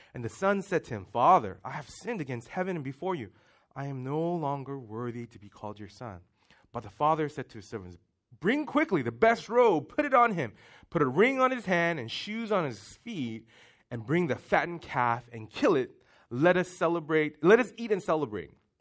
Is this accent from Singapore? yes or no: yes; Singapore; moved away; we grew up in Singapore